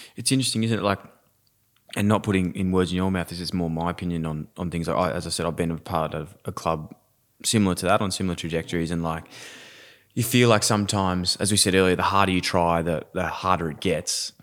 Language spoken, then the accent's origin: English; Melbourne, Victoria, Australia; now in Sydney, Australia; I was from Melbourne